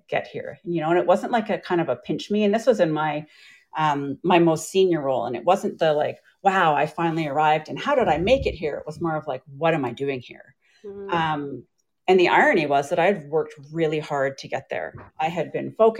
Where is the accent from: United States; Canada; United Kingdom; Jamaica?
Canada; Vancouver, British Columbia; also born or lived in Ontario; I am from Vancouver, BC, Canada. So I came back home because I was actually in university back east in Ontario, and I moved back home